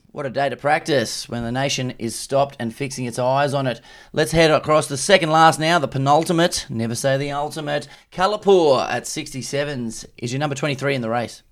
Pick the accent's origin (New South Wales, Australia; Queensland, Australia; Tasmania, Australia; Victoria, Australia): Queensland, Australia; I'm from Queensland, so we never had a public holiday, but I always found it weird that we never second-guessed it, that at school, you rock up in the morning